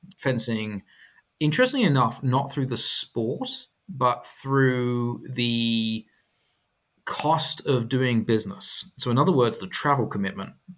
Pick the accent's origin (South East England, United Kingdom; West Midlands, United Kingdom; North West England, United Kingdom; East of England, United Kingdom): East of England, United Kingdom; Chelmsford; moved away as an adult; also born or lived in London; now in United States; I'm from Chelmsford